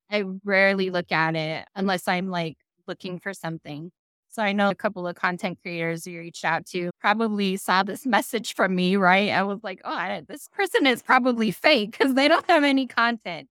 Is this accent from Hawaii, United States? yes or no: yes; Kailua, Hawaii, United States; moved away; this is where I'm from.